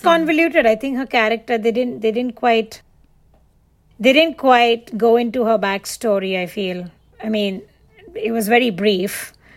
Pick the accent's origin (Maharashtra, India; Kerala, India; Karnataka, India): Maharashtra, India; Mumbai; moved away as an adult; I wasn't raised in the US. I was, like I said, I was raised in Mumbai